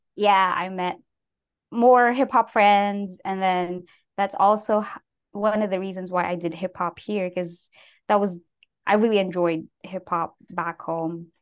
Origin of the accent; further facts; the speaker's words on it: Baguio, Cordillera Administrative Region, Philippines; moved away as an adult; also born or lived in San Jose, United States; now in United States; I was born and raised in the Philippines. Um, I was there for nineteen years